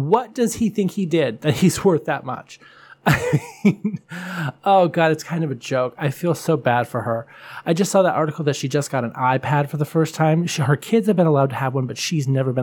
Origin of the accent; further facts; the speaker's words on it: Buffalo, New York, United States; I'm from Buffalo